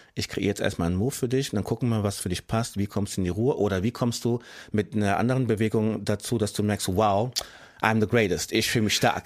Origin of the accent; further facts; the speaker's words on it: Frankfurt, Hesse, Germany; ich bin hier geboren, ich bin hier aufgewachsen, ich bin Deutscher als meine ganze Straße in Sachsenhausen, wo ich wohne